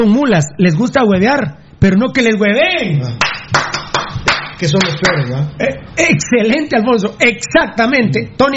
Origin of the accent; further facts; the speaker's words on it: Guatemala; now in Los Angeles, United States; de Los Ángeles, en Los Ángeles. Yo no vivo en Guatemala, pero me interesa mucho lo que sucede en mi país.